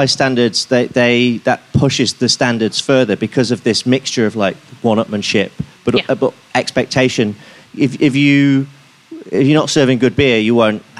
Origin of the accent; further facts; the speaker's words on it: Lincoln, East Midlands, United Kingdom; moved away; I was recently at my hometown, Lincoln